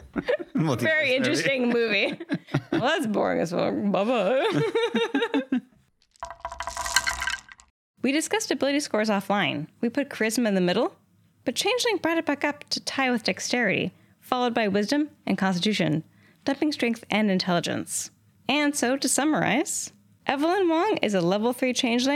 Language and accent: English; Simi Valley, California, United States; I grew up in Simi Valley.